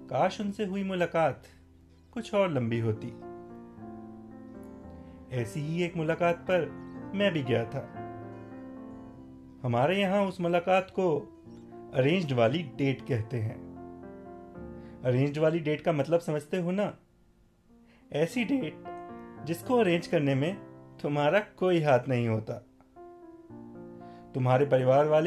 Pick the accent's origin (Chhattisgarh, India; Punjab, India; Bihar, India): Punjab, India; Patiala; moved away as an adult; now in Gurgaon, India; वैसे मेरा बचपन पटियाला में बीता है लेकिन एमबीए के बाद से मैं दिल्ली गुड़गांव में ही रह रहा